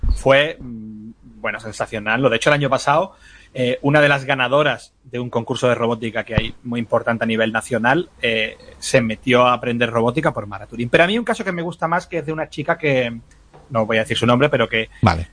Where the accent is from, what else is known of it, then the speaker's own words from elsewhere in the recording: Madrid, Community of Madrid, Spain; now in Gavilanes, Spain; soy, soy de Madrid, pero que estoy en, un pueblo de Ávila